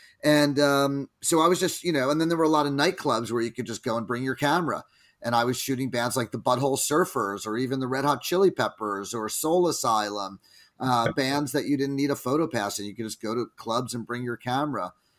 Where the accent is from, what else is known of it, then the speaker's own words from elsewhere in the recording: New Jersey, United States; now in San Francisco, United States; I was raised in New Jersey on the East Coast here in the United States, and I picked up a camera at about age 16